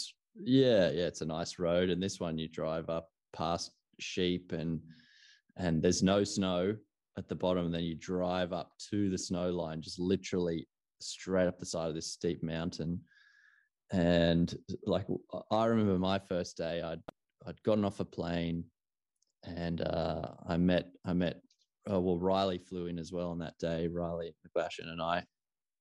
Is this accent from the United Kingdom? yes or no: no; Australia; I personally, being an Australian